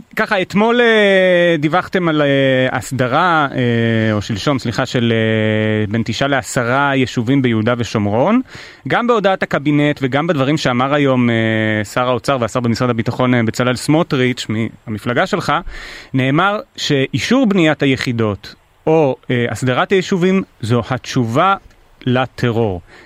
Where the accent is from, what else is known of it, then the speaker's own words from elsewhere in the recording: Ness Ziona, Central District, Israel; אני מנס ציונה